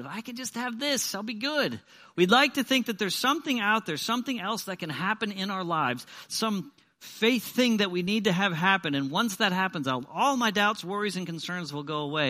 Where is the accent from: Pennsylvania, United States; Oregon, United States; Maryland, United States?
Pennsylvania, United States; moved away; I'm from Pennsylvania